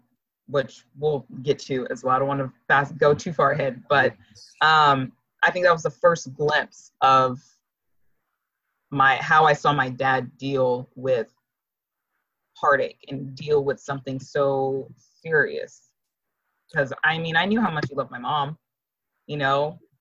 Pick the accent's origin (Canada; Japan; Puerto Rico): Japan; And I only met them once in the years I grew up in Japan.